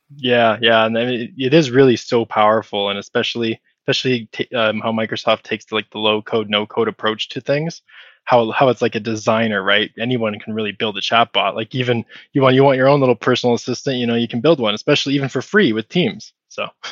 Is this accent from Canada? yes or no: yes; Canada; I'm Canadian